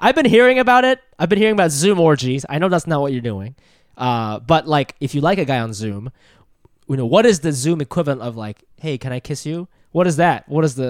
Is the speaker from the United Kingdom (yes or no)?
no; Japan; born there; No, I was born in Japan.